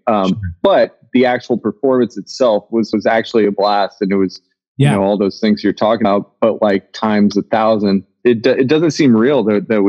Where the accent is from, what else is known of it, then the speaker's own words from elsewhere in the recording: Nebraska, United States; moved away; one of my friends that I grew up with in Nebraska